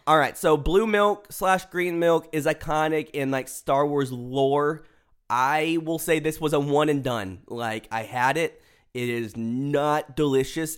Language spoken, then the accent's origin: English; Pearland, Texas, United States; now in Dallas, United States; my hometown, which I guess is like a small town ish. There's like the old part of Pearland